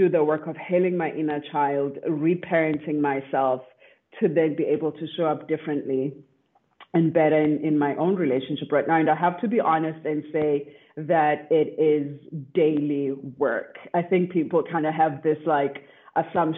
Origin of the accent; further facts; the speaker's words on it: South Africa; now in Austin, United States; I am from South Africa